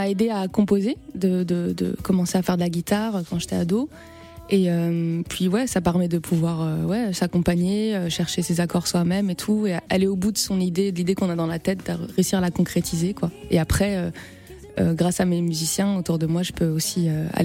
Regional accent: Guadeloupe; je suis guadeloupéenne et la mangrove, c'est une partie importante du paysage là-bas

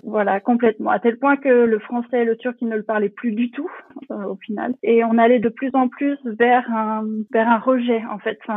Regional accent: France; moved away as an adult; also born or lived in Berlin, Germany; now in Potsdam, Germany; Je suis née en France, j'ai grandi en France

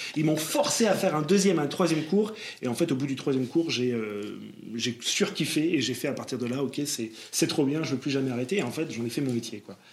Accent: Bordeaux, Nouvelle-Aquitaine, France; moved away as an adult; now in Paris, France; je viens de Bordeaux

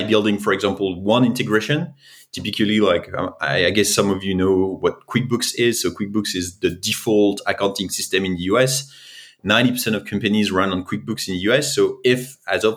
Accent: France; accent: French; English is a second language; I'm originally from France, as you can probably tell by my accent.

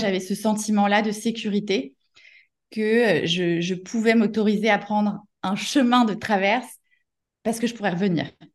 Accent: Paris suburbs, Île-de-France, France; moi j'ai grandi en banlieue parisienne

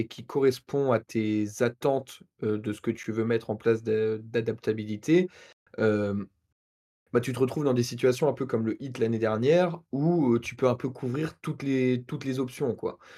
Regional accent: Normandy, France; c'est un peu une réponse de Normand, vu que je suis Normand

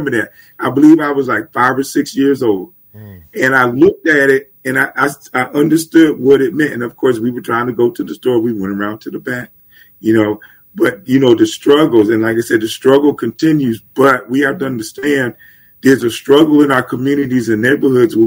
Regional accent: Germantown, United States; growing up in Germantown, we had the local drug dealers and stuff

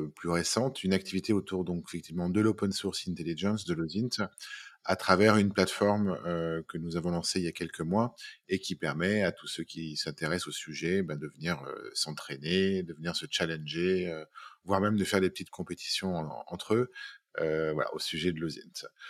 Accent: Lyon, Auvergne-Rhône-Alpes, France; je suis lyonnais, j'ai 45 ans

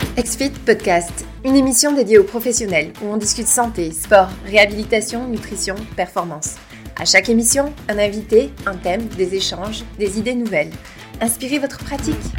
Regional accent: France; nous, en, France

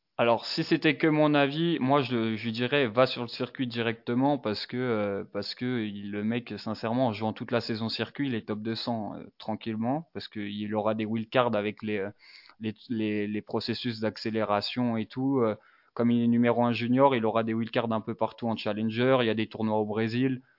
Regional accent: Dijon, Bourgogne-Franche-Comté, France; j'ai 23 ans, je viens de Dijon

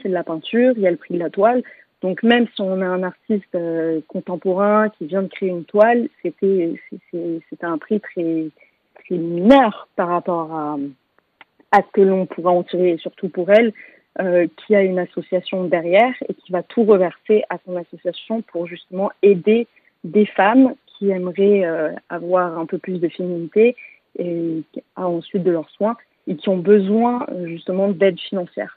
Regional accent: Paris, Île-de-France, France; also born or lived in London; j'habite entre Paris et Londres, donc ma ville natale et ma ville de cœur

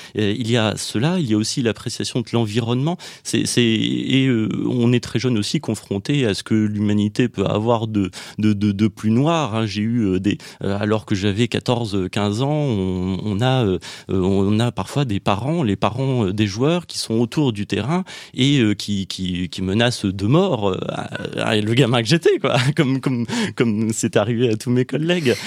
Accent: Nièvre, Bourgogne-Franche-Comté, France; moved away as an adult; also born or lived in Nantes; je suis né dans la Nièvre, au milieu de, la France, où, où j'ai grandi jusqu'à 18 ans

